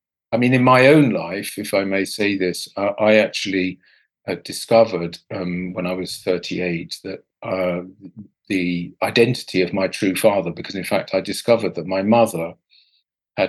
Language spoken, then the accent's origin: English; Portsmouth, South East England, United Kingdom; I grew up in the south of England, about as far south as you can get, actually, in Portsmouth